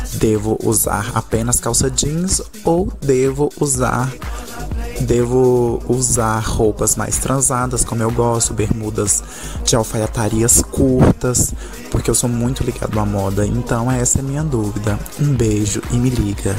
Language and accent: Portuguese; Goiânia, Goiás, Brazil; eu tenho 22 anos, sou de Goiânia